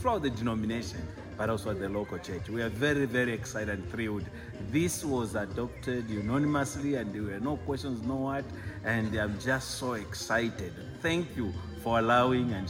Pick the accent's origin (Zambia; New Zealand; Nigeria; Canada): Zambia; from Zambia, serving with Awana, but also in the pastoral leadership of Evangelic Commission's chapels in Zambia